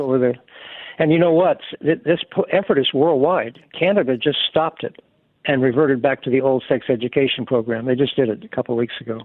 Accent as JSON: {"language": "English", "region": "Alabama", "country": "United States", "said": "I'm from Alabama"}